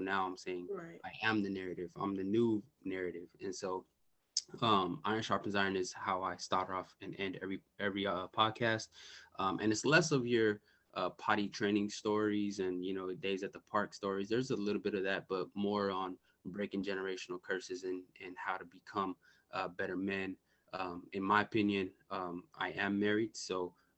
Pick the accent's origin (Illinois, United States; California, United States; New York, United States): California, United States; Bay Area; I'm from the Bay Area, California.